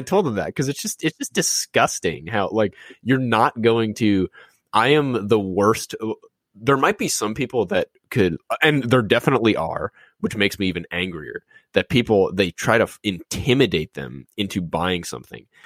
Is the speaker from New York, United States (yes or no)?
no; New Orleans, Louisiana, United States; growing up in New Orleans